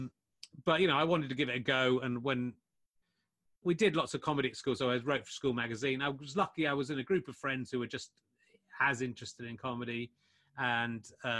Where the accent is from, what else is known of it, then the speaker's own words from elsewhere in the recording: Somerset, South West England, United Kingdom; when I was growing up in Somerset in the 1980s